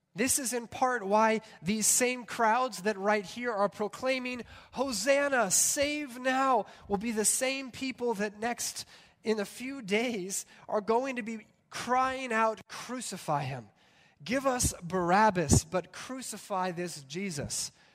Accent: California, United States; I grew up with him in California

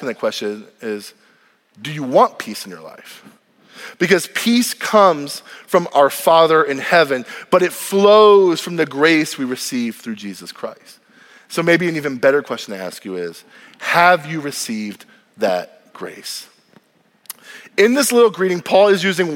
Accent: United States; I am grateful to be an American. My mom and dad left Cuba, they left socialism to have a better life in this country. And the moment I was born on this land

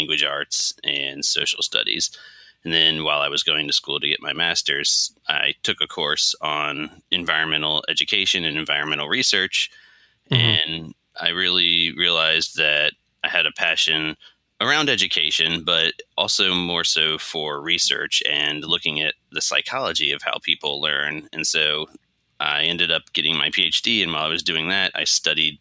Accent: Maryland, United States; moved away as an adult; also born or lived in Columbus, Ohio; now in Philadelphia, United States; I grew up in Maryland, sort of outside of the DC area. Mm-hmm. I lived there for my entire childhood.

